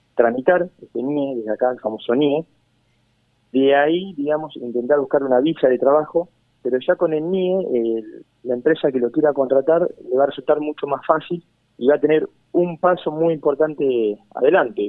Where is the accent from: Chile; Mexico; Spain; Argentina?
Argentina